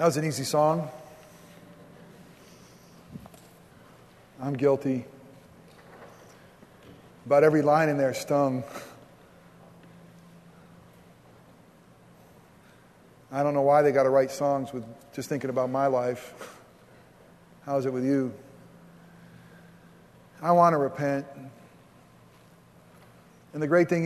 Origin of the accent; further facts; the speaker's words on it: United States; we're Americans